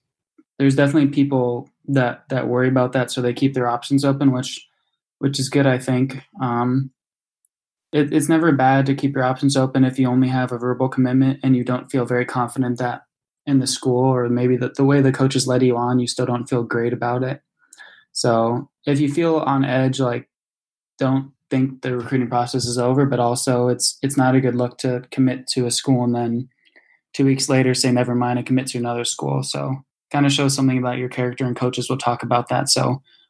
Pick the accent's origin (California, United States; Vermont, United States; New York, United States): California, United States; San Diego; moved away as an adult; also born or lived in Michigan; I'm originally from San Diego, California. So I went to Torrey Pines High School